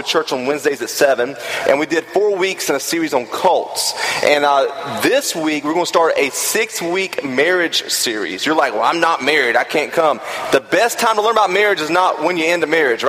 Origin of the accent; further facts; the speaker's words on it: the South, United States; I grew up in the South